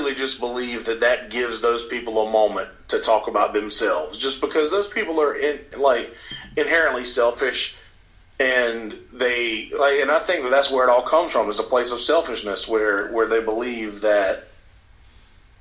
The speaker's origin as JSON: {"language": "English", "region": "Alabama", "country": "United States", "said": "I'm from Alabama"}